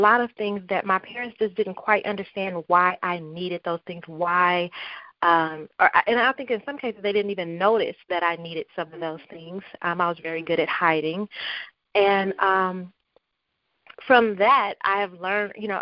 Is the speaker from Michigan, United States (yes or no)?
no; Compton, California, United States; I grew up in Compton, California. That is my hometown.